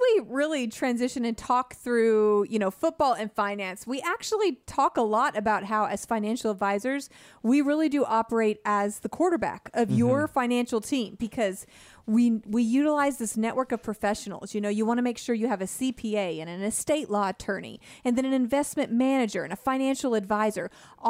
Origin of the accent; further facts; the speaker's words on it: California, United States; Yeah, I grew up in California, so I have a soft spot in my heart for the 49ers.